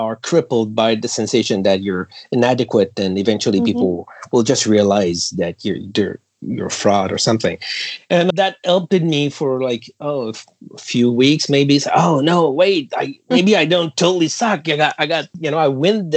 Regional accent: Canada; as a Canadian to work for companies

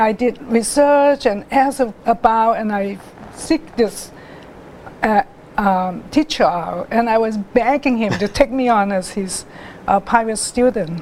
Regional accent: Hong Kong; also born or lived in China; I live in Hong Kong, grew up in Hong Kong. I was born in China, but I was living in Hong Kong since I was two.

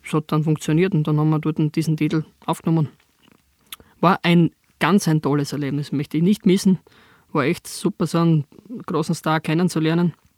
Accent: southern Styria, Austria; bei uns in der Südsteiermark

